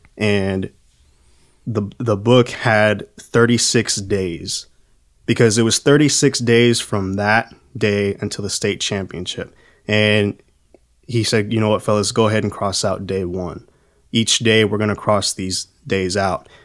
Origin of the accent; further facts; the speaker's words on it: Texas, United States; growing up in Texas